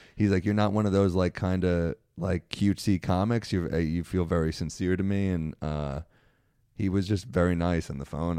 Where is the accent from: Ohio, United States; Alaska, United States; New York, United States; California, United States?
New York, United States; New York City; I grew up in Manhattan.